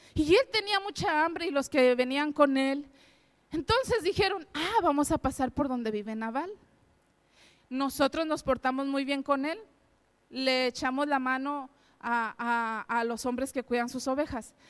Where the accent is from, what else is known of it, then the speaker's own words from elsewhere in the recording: Mexico; moved away as an adult; now in Spain; mi esposo y yo somos mexicanos